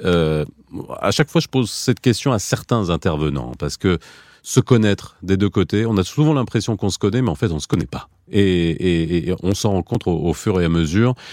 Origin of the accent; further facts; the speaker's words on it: France; now in Belgium; je suis un Marocain de l'étranger, je suis né en France et j'ai grandi